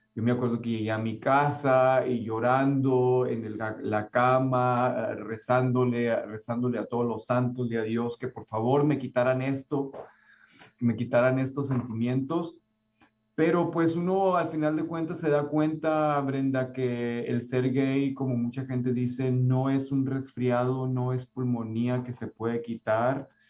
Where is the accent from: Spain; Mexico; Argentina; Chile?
Mexico; now in Concord, United States; mi identidad como latino, como mi identidad como mexicano